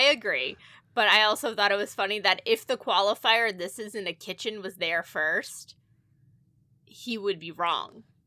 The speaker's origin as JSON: {"language": "English", "region": "New England", "country": "United States", "said": "we are from New England"}